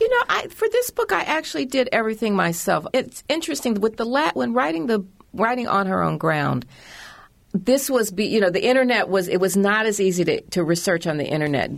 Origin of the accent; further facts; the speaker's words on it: Indianapolis, Indiana, United States; moved away; also born or lived in Washington; I grew up in Indianapolis